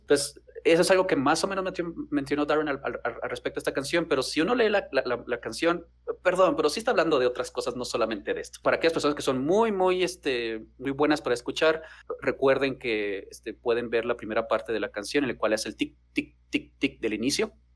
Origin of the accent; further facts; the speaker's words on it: Chihuahua, Mexico; soy de Chihuahua